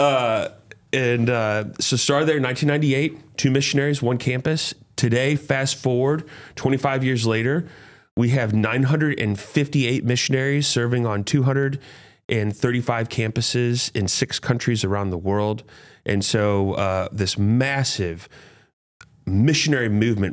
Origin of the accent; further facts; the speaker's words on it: St. Louis, Missouri, United States; I grew up here in Saint Louis, Hazelwood Central High School